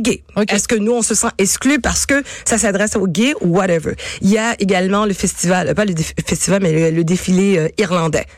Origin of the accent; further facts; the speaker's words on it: Quebec, Canada; je suis née ici au Québec